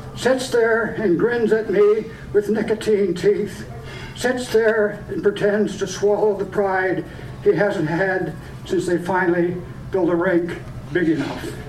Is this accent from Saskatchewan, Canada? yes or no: no; Point Edward, Ontario, Canada; born or raised there; also born or lived in Sarnia, Ontario